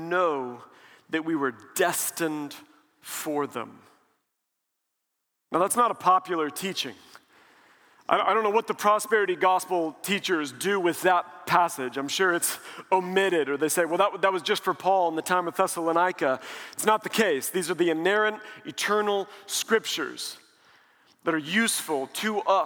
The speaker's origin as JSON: {"language": "English", "town": "Springfield", "region": "Missouri", "country": "United States", "tie": "born or raised there", "moved": "yes", "lives_now": "Dallas, United States", "said": "I grew up in Springfield, Missouri, and now in Dallas"}